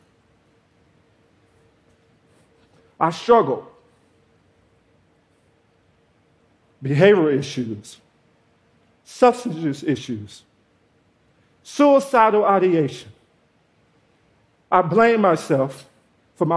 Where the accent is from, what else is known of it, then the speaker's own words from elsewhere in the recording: Georgia, United States; I grew up in Georgia without my father